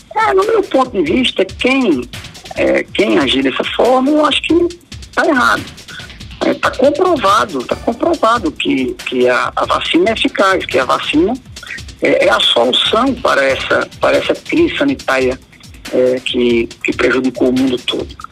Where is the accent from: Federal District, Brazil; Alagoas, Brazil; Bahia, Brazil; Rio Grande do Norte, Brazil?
Alagoas, Brazil; eu sou alagoano também